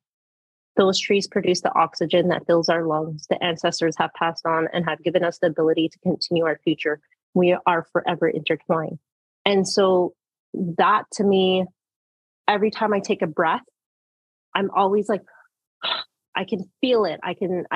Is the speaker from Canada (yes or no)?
yes; Manitoulin Island, Ontario, Canada; I was born and raised on Manitoulin, my education primarily in Wiki from daycare all the way to high school